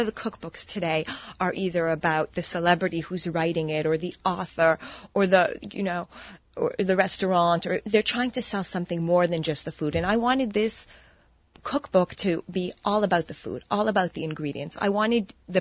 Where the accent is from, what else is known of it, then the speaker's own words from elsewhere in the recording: Montreal, Quebec, Canada; moved away as an adult; now in New York, United States; I was born and raised in Montreal, and I moved to New York.